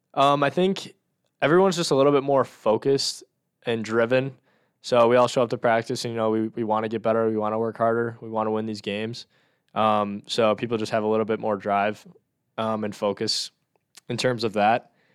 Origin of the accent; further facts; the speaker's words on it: Northern Illinois, United States; I'm from Northern Illinois